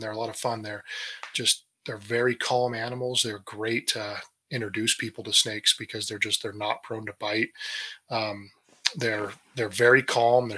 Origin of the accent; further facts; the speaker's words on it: Northern California, United States; also born or lived in Texas; now in Colorado, United States; I moved when I was 4 to Northern California